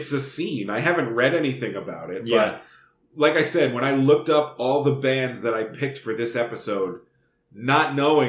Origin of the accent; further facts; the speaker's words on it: United States; as an American.